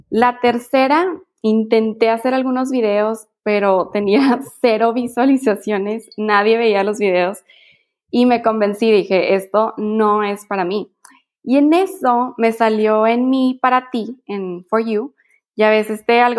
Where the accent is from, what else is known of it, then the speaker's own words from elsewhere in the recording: Mexico; Sí, no, soy mamá mexicana.